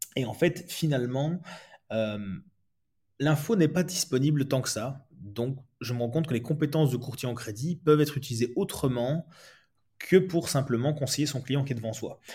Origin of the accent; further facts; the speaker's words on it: Belgium; moi je suis belge